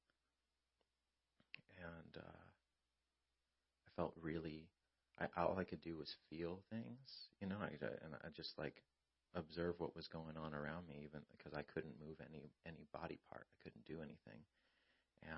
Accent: Lake Elsinore, California, United States; we're from Elsinore on Grand

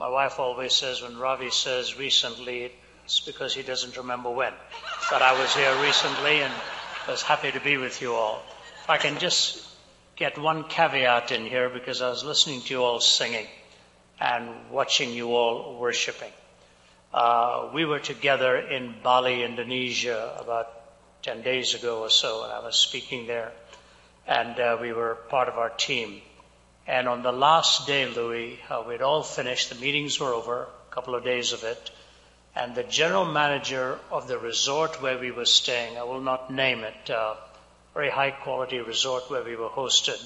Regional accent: Delhi, India; moved away as an adult; also born or lived in Chennai, India; I was born and raised in India, born in the southern city of Chennai. The language there is Tamil, raised in the northern city of Delhi

